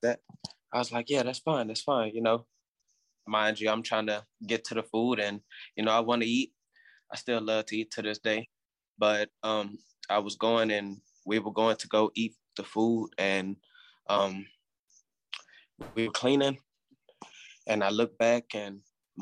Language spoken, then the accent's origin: English; Houston, Texas, United States; I am from Houston, Texas